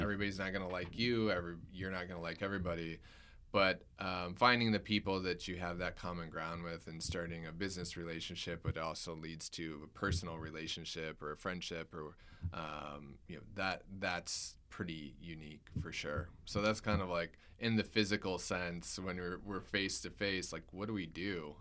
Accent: Michigan, United States; I grew up in Michigan

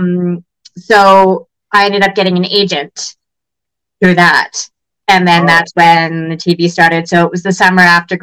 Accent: Toronto, Ontario, Canada; I grew up in the West End

